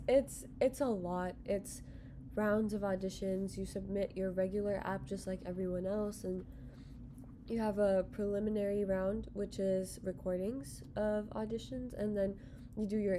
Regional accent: Frisco, Texas, United States; I'm from Dallas. I'm from the Dallas area. I'm from Frisco

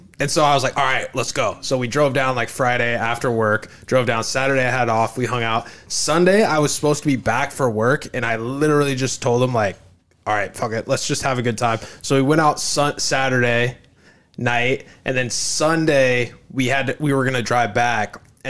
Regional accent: Ireland; Dude, I am Irish.

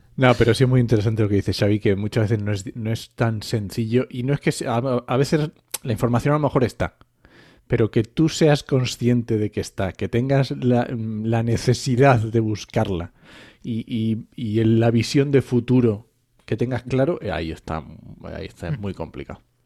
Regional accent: Asturias, Spain; now in Castilla-La Mancha, Spain; yo ya estoy, adoptado en Castilla-La Mancha, ya conozco esto, ¿vale? Pero yo soy asturiano.

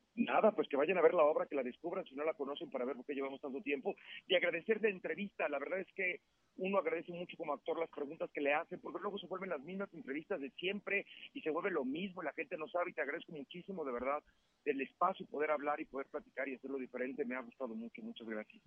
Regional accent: Mexico; soy mexicano

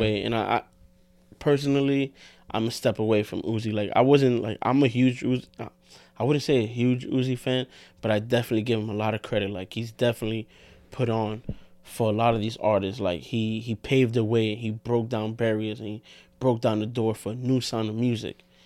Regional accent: New York, United States; We're from New York

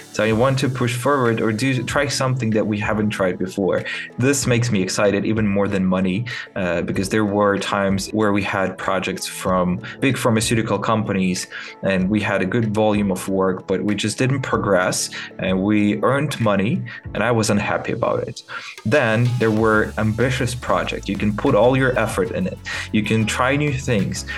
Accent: Kyiv, Ukraine; English is a second language; I'm from Kiev, Ukraine

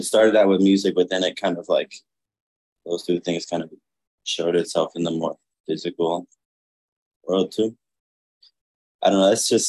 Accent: Miami, Florida, United States; But Miami honestly heavily influenced like everything I do. I love Miami.

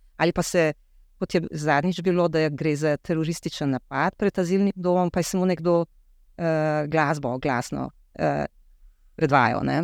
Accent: Slovenia; Kje pa se vam zdi, da je Slovenija, da smo Slovenci tako zelo ogroženi?

